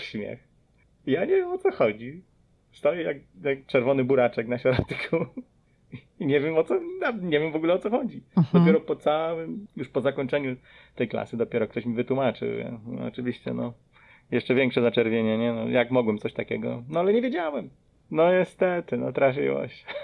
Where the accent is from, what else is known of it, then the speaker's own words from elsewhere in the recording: Podkarpacie, near Rzeszów, Subcarpathian Voivodeship, Poland; moved away as an adult; also born or lived in Philadelphia suburbs, Pennsylvania, United States; now in Philadelphia, United States; pochodzę z Podkarpacia, y, z okolic Rzeszowa.